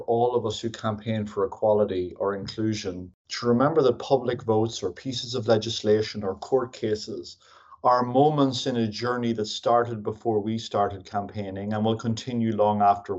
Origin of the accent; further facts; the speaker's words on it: Ireland; moved away as an adult; As probably people can hear, I am from Ireland.